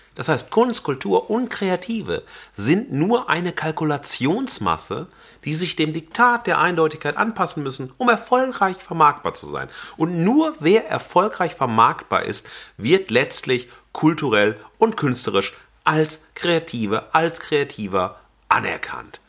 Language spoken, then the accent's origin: German; Xanten, North Rhine-Westphalia, Germany; moved away; also born or lived in Wesel; ich habe ja auch längere Zeit als Jugendlicher auf dem Land gelebt, Xanten